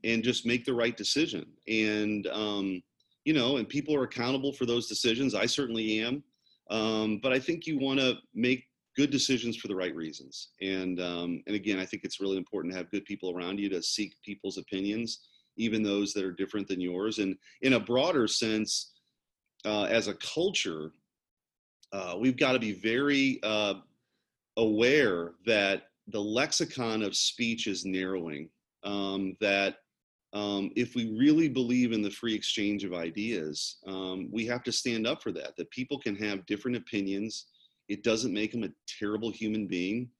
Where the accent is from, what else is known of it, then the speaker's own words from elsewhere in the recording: St. Louis, Missouri, United States; I was the first person in my family growing up in North St. Louis County in a pretty blue collar background to go to college right out of high school